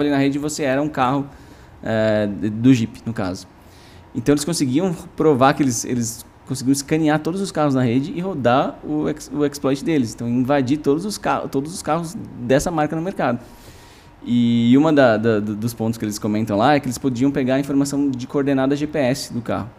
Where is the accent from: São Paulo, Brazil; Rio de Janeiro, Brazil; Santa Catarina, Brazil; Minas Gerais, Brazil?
São Paulo, Brazil; eu cresci em Pinheiros, depois em Vila Madalena